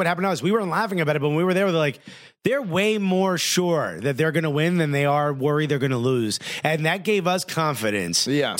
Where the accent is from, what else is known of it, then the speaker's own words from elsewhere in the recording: Newark, United States; I'm from Newark. I'm not from Columbus.